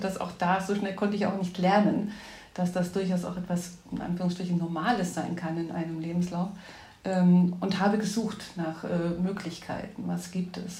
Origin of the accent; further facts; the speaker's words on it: Ore Mountains, Saxony, Germany; moved away as an adult; also born or lived in Berlin; now in Düsseldorf, Germany; ich bin in Ostdeutschland geboren, im Erzgebirge groß geworden und habe meine schulische Ausbildung im Sachsenland gemacht